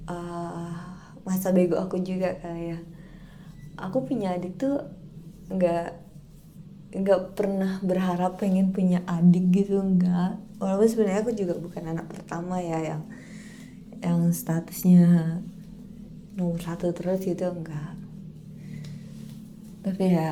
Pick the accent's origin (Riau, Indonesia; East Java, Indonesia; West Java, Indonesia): Riau, Indonesia; Pekanbaru; now in Jakarta, Indonesia; yang aku pulang Februari deh kalau nggak salah yang aku dari Jakarta ke Pekanbaru itu kan waktu mau balik ke Jakartanya kan aku sempat flu ya